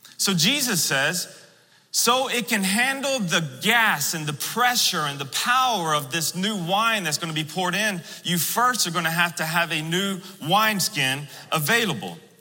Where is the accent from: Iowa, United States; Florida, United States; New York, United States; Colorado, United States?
Florida, United States; I'm from the South, I'm from Florida